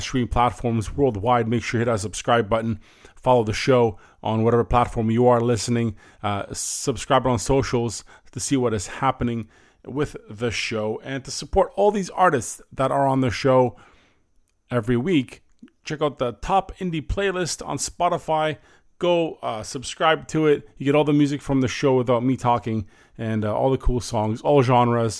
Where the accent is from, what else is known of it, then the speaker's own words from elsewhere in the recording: Windsor, Ontario, Canada; currently residing in my hometown right now, Windsor, Ontario